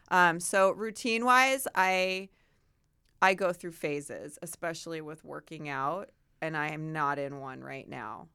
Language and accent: English; Chicago, Illinois, United States; moved away as an adult; also born or lived in Santa Barbara, California / Northern California / New York; now in California, United States; I grew up in the Midwest